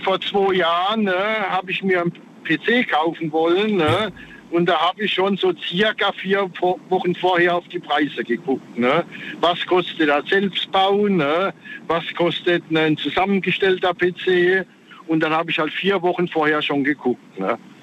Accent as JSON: {"language": "German", "town": "Frankenthal", "region": "Rhineland-Palatinate", "country": "Germany", "said": "Ich komme aus Frankenthal"}